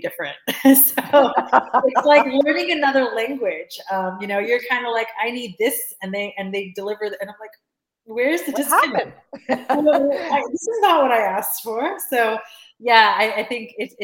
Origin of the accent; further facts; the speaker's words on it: United States; moved away as an adult; now in United Kingdom; I'm an American